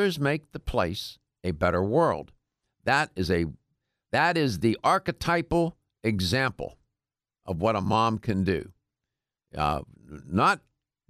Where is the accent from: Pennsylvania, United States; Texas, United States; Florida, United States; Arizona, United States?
Pennsylvania, United States; Pittsburgh; I'm from Pittsburgh, but it's on the other side of the state